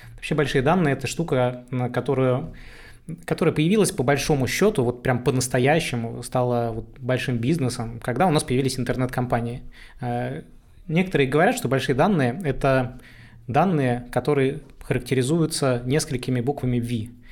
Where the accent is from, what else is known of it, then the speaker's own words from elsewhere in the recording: Saint Petersburg, Russia; я простой парень из Петербурга, вырос в жопе этого самого города